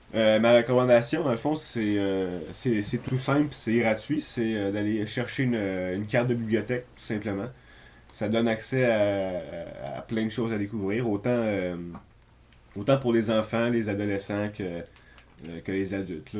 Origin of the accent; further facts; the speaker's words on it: Trois-Rivières, Quebec, Canada; je suis de Coin-du-Lac